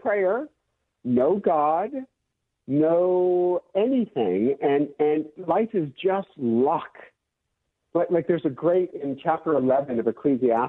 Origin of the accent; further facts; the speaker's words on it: Michigan, United States; now in California, United States; I'm from Michigan